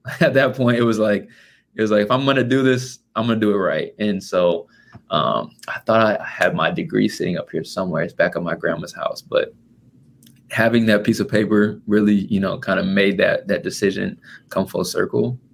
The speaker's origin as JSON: {"language": "English", "region": "Indiana", "country": "United States", "said": "I'm from Indiana."}